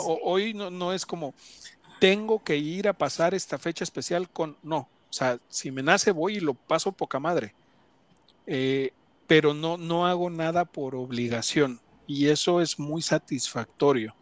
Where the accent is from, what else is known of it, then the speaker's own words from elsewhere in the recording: Ecatepec, State of Mexico, Mexico; soy de Catepec